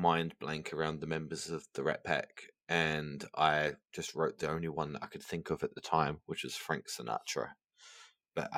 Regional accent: Essex, East of England, United Kingdom; I'm from Essex, so we have pie mash and liquor

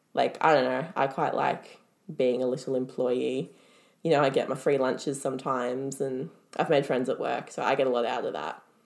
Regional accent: Melbourne, Victoria, Australia; born in Melbourne. I've lived in Melbourne my whole life

